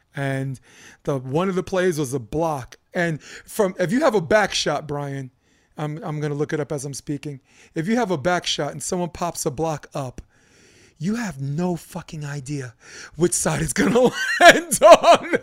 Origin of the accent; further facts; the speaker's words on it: New York City, New York, United States; I'm a kid from Brooklyn